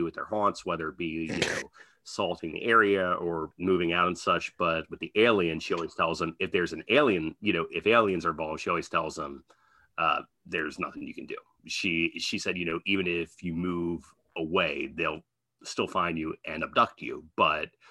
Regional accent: Pasadena, United States; the house that I grew up in Pasadena

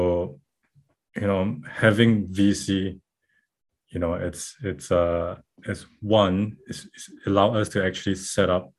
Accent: Malaysia; moved away as an adult; now in Auckland, New Zealand; So I'm based out of Auckland, New Zealand, and I'm originally from Malaysia, but I've been here in Auckland

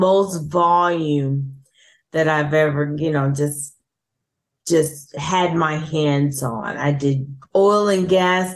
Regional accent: Detroit, Michigan, United States; moved away; I grew up in Detroit

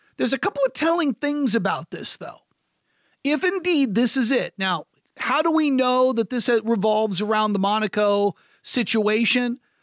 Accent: United States; I'm American

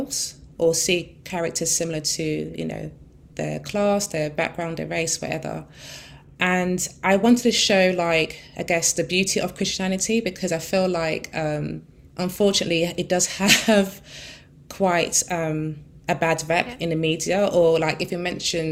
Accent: London, United Kingdom; I grew up in Peckham for the first, 13 years of my life.

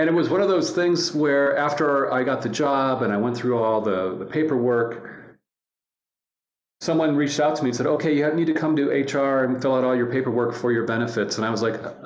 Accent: Cleveland, Ohio, United States; moved away as an adult; now in Denver, United States; I love Cleveland. That's my hometown

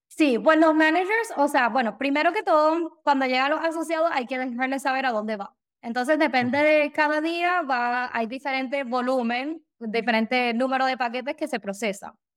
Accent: San Juan, Puerto Rico; moved away as an adult; now in Daytona, United States; Yo me crié en Puerto Rico, eh, por San Juan, por el área de Cupey

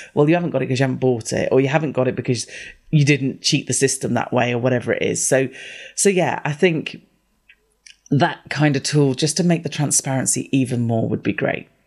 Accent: United Kingdom; I'm the only British person I know who doesn't like tea

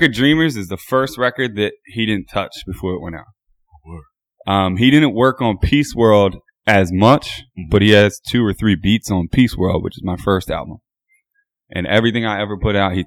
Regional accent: Royersford, Pennsylvania, United States; I'm from Montgomery County

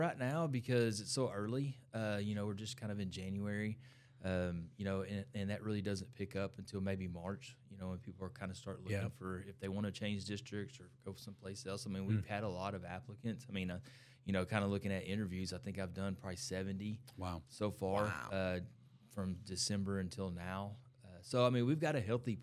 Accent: Ennis, Texas, United States; I'm from Ennis

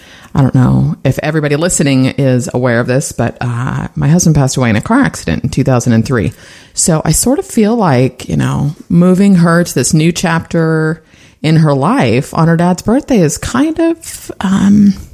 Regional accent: San Francisco, California, United States; My family is from San Francisco. I was actually born there, sixth generation. So diehard Bay Area girl here.

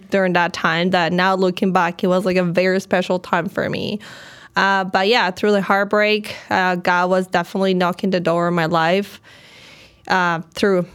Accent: Colombia; moved away as an adult; also born or lived in Chicago; now in New York, United States; I'm originally from Colombia

